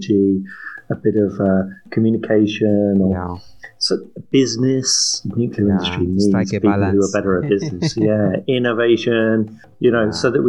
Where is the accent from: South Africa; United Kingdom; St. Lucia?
United Kingdom; England; As an English guy sitting here in London